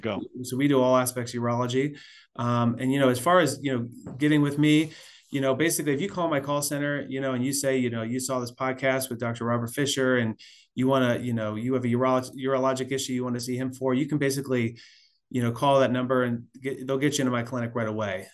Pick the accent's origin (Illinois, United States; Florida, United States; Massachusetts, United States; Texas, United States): Florida, United States; South; also born or lived in Pennsylvania / Washington / California / Missouri; now in Atlanta, United States; I was born in Pennsylvania, grew up in South Florida